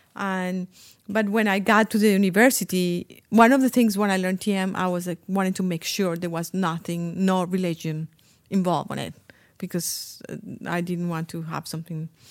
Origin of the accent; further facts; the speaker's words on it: Colombia; English is a second language; moved away as an adult; also born or lived in Iowa; when I grew up in Colombia